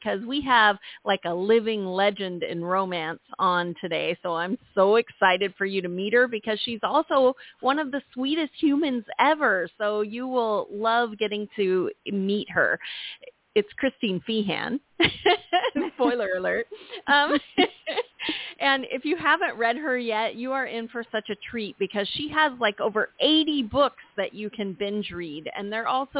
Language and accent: English; San Diego, California, United States; moved away; I'm from San Diego, and it's usually so dry there. And my dad is still there and all my friends